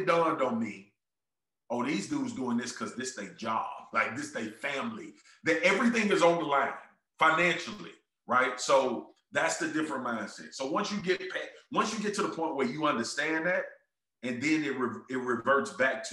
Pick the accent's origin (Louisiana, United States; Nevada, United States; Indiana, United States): Louisiana, United States; Baton Rouge; I'm from South Baton Rouge. We don't make it out of here.